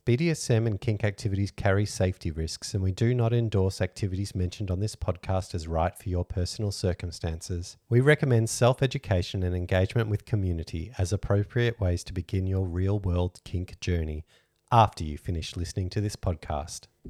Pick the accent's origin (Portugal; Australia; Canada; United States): Australia; We're Australian